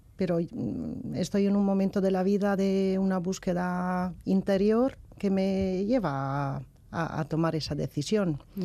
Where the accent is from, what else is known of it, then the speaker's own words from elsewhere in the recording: Padua, Veneto, Italy; Spanish is a second language; moved away; yo soy italiana